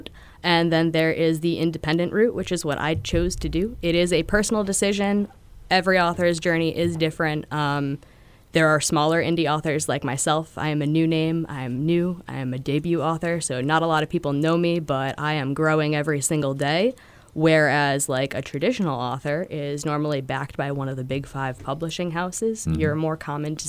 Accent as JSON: {"language": "English", "region": "Connecticut", "country": "United States", "moved": "as an adult", "lives_now": "New Hampshire, United States", "said": "I'm originally from Connecticut"}